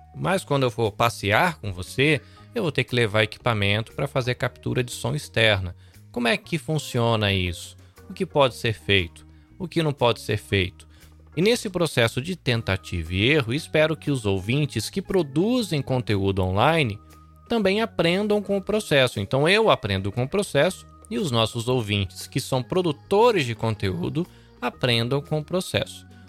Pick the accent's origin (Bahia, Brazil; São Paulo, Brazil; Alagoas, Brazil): Bahia, Brazil; Salvador; moved away as an adult; now in Shizuoka, Japan; eu sou brasileiro, nascido em Salvador, mas vivo aqui no Japão há quase 20 anos, atualmente na província de Shizuoka